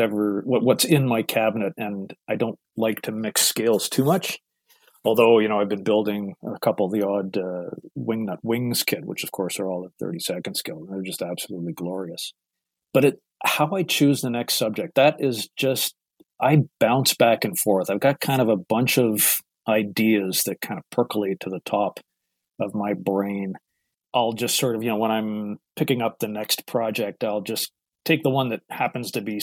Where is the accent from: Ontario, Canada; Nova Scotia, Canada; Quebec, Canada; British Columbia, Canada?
Ontario, Canada; Toronto; now in Guelph, Canada; I hail from Toronto, Ontario, Canada. I'm sure some of your listeners are going to pick up on the accent a little bit.